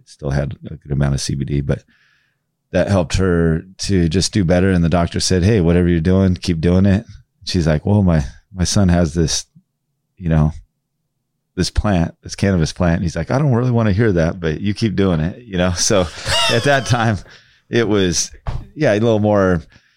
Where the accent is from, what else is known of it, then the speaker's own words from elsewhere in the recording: Dexter, Oregon, United States; when I was a kid, we grew up out right on Lost Creek. Out there in Dexter, Oregon